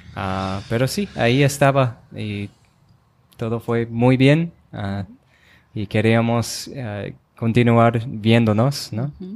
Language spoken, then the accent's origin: Spanish; Rochester, Minnesota, United States; first language English; Spanish is a second language; moved away as an adult; yo soy de Rochester, Minnesota.